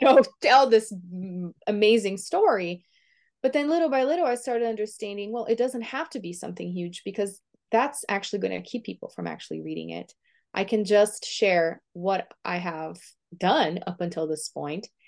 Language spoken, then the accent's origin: English; Brazil; first language Portuguese; English is a second language; moved away; I was born and raised in Brazil, Um, so my first language is Portuguese